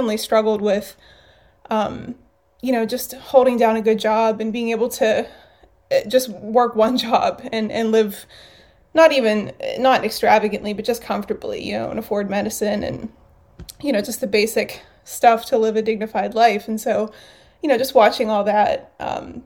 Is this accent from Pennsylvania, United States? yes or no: yes; New Castle, Pennsylvania, United States; also born or lived in Pittsburgh, Pennsylvania; now in Ambridge, United States; I grew up in Newcastle, about an hour north of here